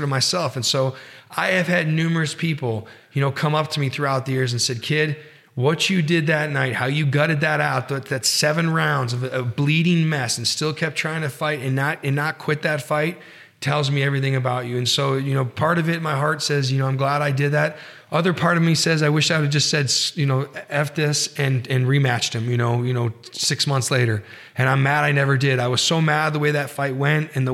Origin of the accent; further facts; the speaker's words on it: Reno, Nevada, United States; I'm from Reno